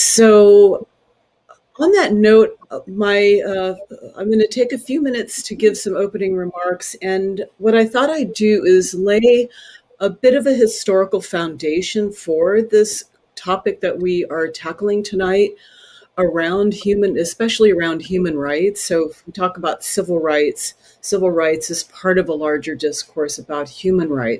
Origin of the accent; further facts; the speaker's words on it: Southern California, United States; also born or lived in Los Angeles; I was born and raised in Southern California, so I have not lived in my tribal homelands.